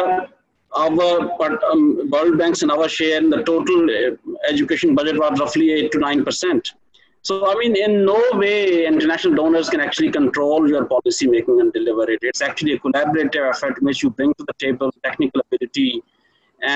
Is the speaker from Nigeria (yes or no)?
no; Pakistan; as Pakistani citizens